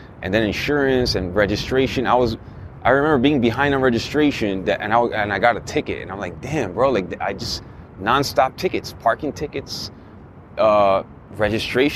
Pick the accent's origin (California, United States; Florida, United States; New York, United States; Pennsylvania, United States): Florida, United States; Miami; moved away; I'm from Miami originally